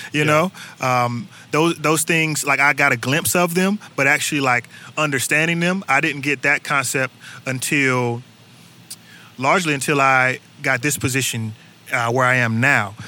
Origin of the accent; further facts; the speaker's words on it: Durham, North Carolina, United States; now in Atlanta, United States; I'm originally from North Carolina, uh, born and raised in Durham